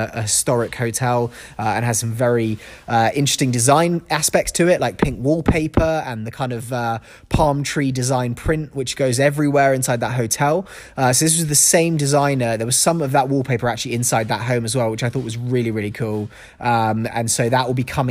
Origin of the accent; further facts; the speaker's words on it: London, United Kingdom; now in Los Angeles, United States; London, my hometown